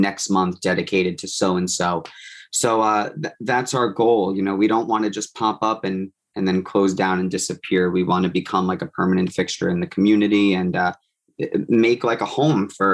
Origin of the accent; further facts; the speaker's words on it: Long Island, New York, United States; I grew up on Long Island